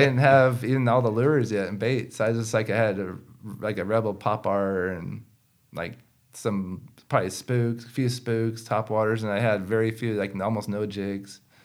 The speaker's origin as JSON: {"language": "English", "region": "West Coast", "country": "United States", "tie": "born or raised there", "said": "growing up on the West Coast"}